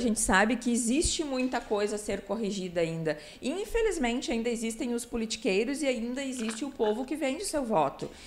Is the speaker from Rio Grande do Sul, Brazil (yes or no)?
yes; Novo Hamburgo, Rio Grande do Sul, Brazil; minha terra natal, que é Novo Hamburgo